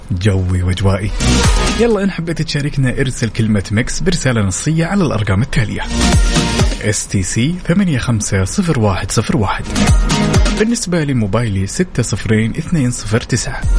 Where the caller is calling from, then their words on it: Jeddah, Makkah Province, Saudi Arabia; من جدة